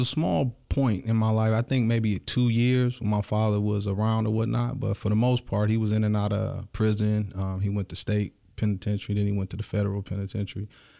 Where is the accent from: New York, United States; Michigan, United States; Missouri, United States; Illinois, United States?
Michigan, United States; Clinton Township; born there; I was originally born in Clinton Township, small town right outside of Detroit, but I've traveled all over the world.